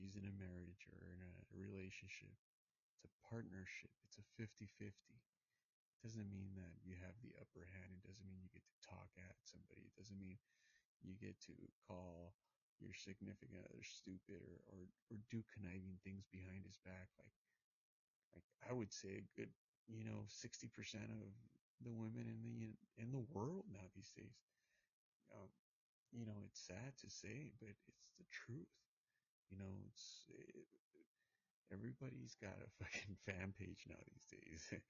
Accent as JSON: {"language": "English", "country": "United States", "tie": "born or raised there", "said": "My background's Hispanic, even though I was born in the United States of America"}